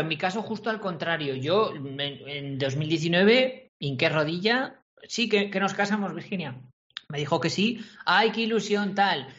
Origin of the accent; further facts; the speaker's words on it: Corella, Navarre, Spain; a Corella, ¿vale? En mi pueblo, en Navarra